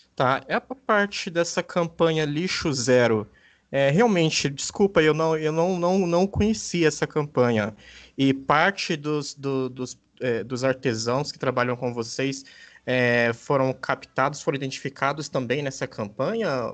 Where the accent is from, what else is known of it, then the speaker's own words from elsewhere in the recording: Osasco, São Paulo, Brazil; eu sou de Osasco, região metropolitana de São Paulo